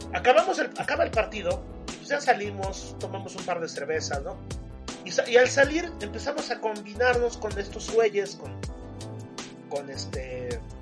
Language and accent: Spanish; Puebla, Mexico; soy, soy de Puebla